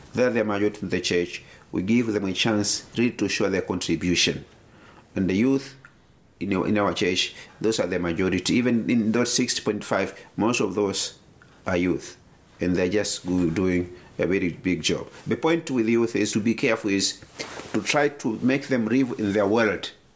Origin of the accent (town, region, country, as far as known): Tanzania